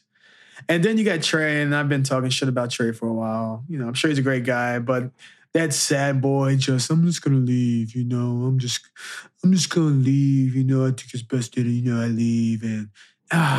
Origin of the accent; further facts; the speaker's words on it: Chicago, Illinois, United States; I'm from Chicago